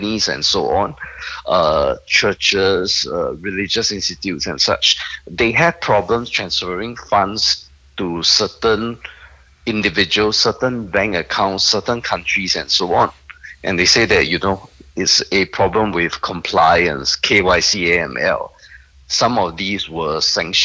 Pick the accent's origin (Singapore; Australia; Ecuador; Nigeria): Singapore; I'm a Singaporean